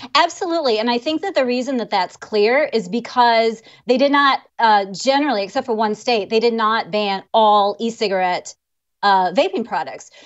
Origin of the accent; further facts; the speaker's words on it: Illinois, United States; I'm from, uh, Illinois. I spent, well, basically Illinois.